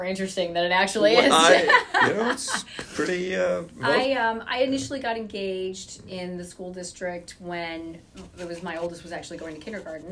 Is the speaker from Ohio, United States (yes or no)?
no; Pennsylvania, United States; moved away as an adult; also born or lived in New York City, United States; now in Rye, United States; I came from Pennsylvania, and the city I grew up in had a lot of older, beautiful homes